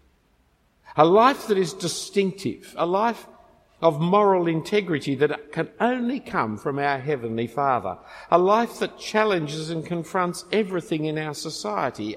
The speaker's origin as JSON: {"language": "English", "country": "Australia", "said": "I'm an Australian"}